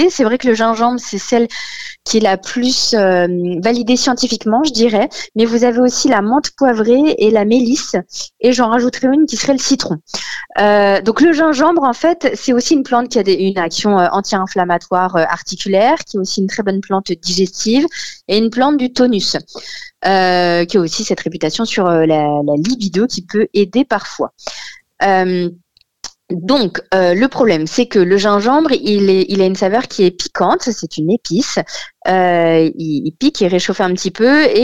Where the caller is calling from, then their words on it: Aulnay-sous-Bois, Île-de-France, France; Chez moi, à Aulnay, euh, dans mon petit 93.